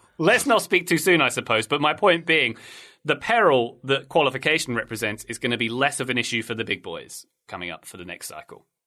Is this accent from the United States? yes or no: no; England, United Kingdom; born or raised there